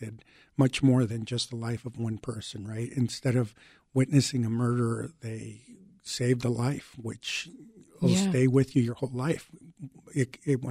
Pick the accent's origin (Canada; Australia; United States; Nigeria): United States; Chicago, Illinois; English is a second language; also born or lived in Mexico; I came from Mexico. I was 6 years old living in the Lakeview and Ravenswood Manor neighborhoods here in Chicago. I didn't speak English